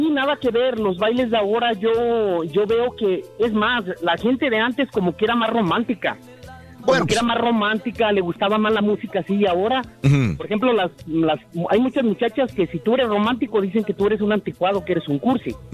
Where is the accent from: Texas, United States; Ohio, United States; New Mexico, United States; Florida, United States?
Texas, United States; Laredo; also born or lived in California; yo viví en soy de Laredo, pero viví en California del 84 al 90.